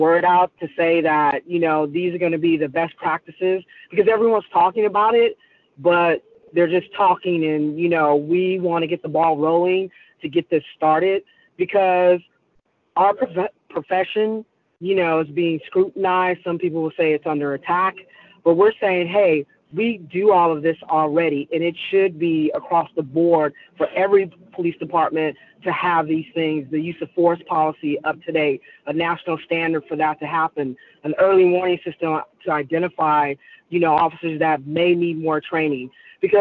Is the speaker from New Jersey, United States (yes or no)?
no; San Francisco, California, United States; I'm a native. I was born and raised in San Francisco